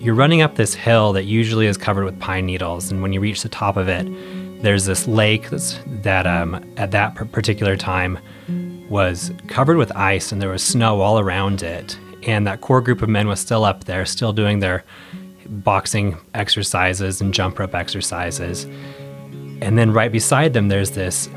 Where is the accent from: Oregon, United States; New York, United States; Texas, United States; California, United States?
Oregon, United States; Roseburg; moved away as an adult; also born or lived in Seoul, South Korea; I'm originally from Roseburg, Oregon